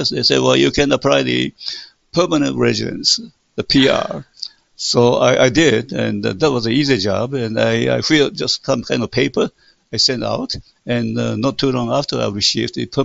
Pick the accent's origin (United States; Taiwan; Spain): Taiwan; English is a second language; we came from Taiwan and we speak Taiwanese, therefore I think it's much more easier for us to contact to communicate each other